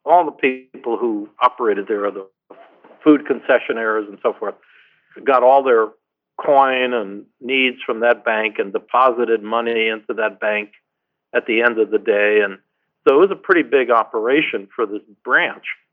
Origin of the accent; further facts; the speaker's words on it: Connecticut, United States; moved away; I grew up in Connecticut